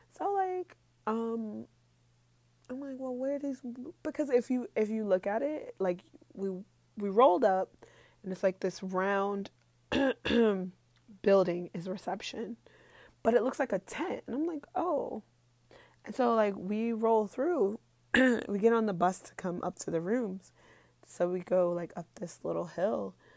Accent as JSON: {"language": "English", "region": "New York", "country": "United States", "moved": "as an adult", "lives_now": "Saudi Arabia", "said": "I'm from New York, so, like, it was really small for me"}